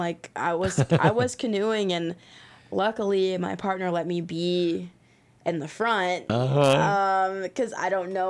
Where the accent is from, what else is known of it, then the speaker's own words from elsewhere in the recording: Florida, United States; now in Louisville, United States; So I've lived in Louisville the majority of my life, but yeah. I am from Florida. And I always, I grew up being able to go to the beach